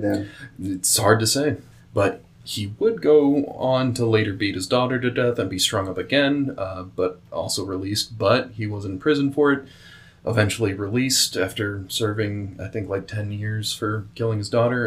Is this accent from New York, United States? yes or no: no; Kansas, United States; it's from my home state